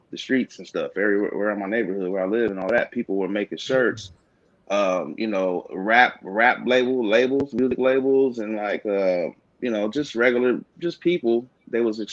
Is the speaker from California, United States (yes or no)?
yes; Stockton, California, United States; I'm from Stockton, California